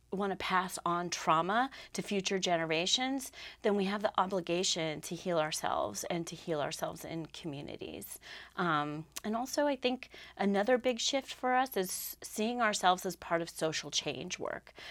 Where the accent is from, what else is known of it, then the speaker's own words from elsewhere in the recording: Southwest, United States; also born or lived in Lamoille County, Vermont; now in Vermont, United States; I grew up out in the Southwest